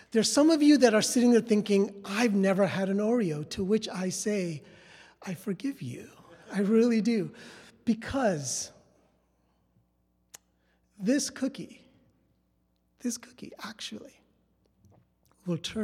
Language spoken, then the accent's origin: English; New York City, New York, United States; moved away as an adult; also born or lived in Westchester / southern India; So my parents made the trek slowly up to the Bronx and then Westchester, but New York City was all that I had known. I've been to elementary school, high school, and then college